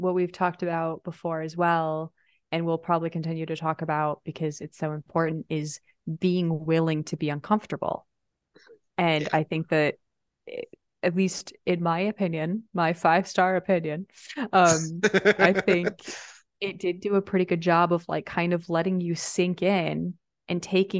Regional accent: Midwest, United States; like, we grew up in the Midwest, which has its own, depending on where you are, I mean, outside of Chicago, right?

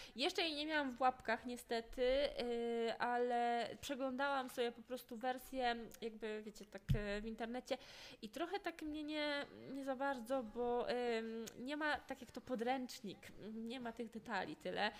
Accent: Podlaskie Voivodeship, Poland; moved away as an adult; now in Poznań, Poland; ja nie jestem z Poznania, ale wiecie, że teraz mieszkam w Poznaniu, no tak jak mówię, jestem z Podlasia

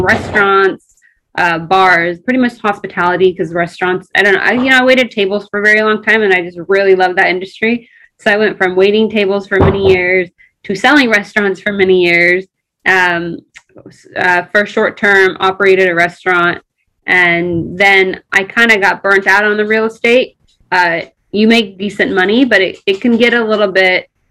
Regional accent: Crawfordsville, Indiana, United States; English is a second language; moved away as an adult; also born or lived in Ethiopia; now in Los Angeles, United States; Indiana. So I grew up in Indiana until I was 19.

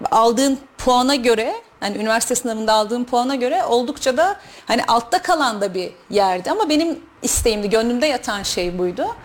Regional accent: Kayseri Province, Turkey; Ee, Kayseri'de doğdum, Kayseri'de büyüdüm. Türkiye'nin farklı şehirlerinde yaşadım bir müddet.

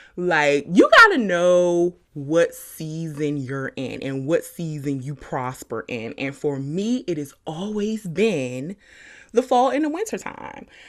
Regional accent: Suitland, Maryland, United States; also born or lived in Washington, D.C. / Charlotte, North Carolina; I grew up in Suitland, Maryland, Carriage Hill Apartments.

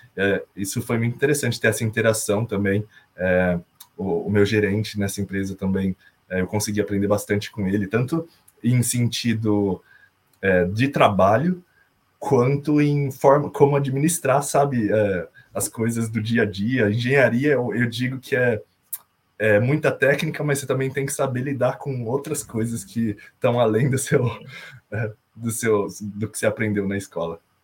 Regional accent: Americana, São Paulo, Brazil; moved away as an adult; now in Ireland; eu sou de Americana, interior de São Paulo, perto de Campinas

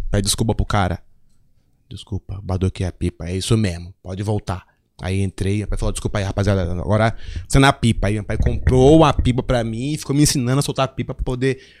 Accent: Curitiba, Paraná, Brazil; born there; also born or lived in Porto Velho / Manaus / Salvador / Brasília; eu nasci em Curitiba, aí morei em Porto Velho, morei em Manaus, morei em Salvador, morei em Brasília, morei em Resende, morei no Rio. E aí morei em Recife.

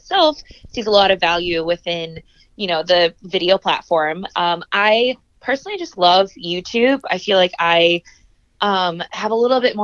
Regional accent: Indianapolis, Indiana, United States; also born or lived in East Coast / West Coast; I am originally from Indianapolis, born and raised

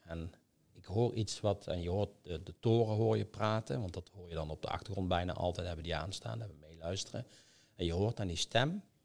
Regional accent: Netherlands; wij als Nederlanders

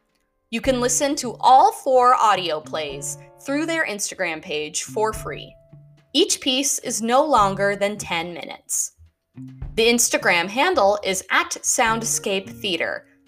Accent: Pittsburgh, Pennsylvania, United States; moved away; Shout out to my hometown of Pittsburgh.

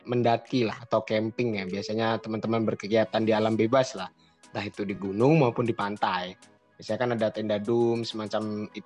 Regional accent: Surakarta, Central Java, Indonesia; Terus untuk asal saya dari Solo Jawa Tengah.

